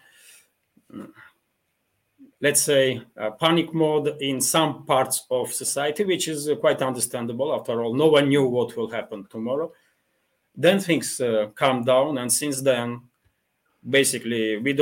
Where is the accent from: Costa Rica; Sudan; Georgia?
Georgia; now in Russia; I'm originally from Georgia